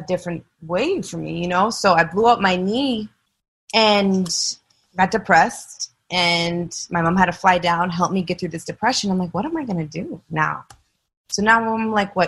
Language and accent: English; Gardner, Massachusetts, United States; I was born and raised in Massachusetts, small town, Gardner